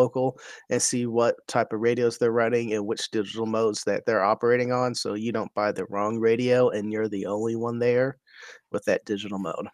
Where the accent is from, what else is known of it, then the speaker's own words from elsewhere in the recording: Texas, United States; I'm a Texan